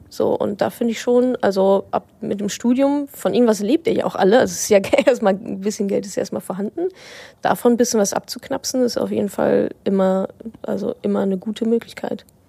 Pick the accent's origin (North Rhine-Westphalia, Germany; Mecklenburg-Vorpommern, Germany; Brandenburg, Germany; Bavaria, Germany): North Rhine-Westphalia, Germany; Dortmund; moved away; also born or lived in Hamburg; Ich war in meiner Heimat im wunderschönen Dortmund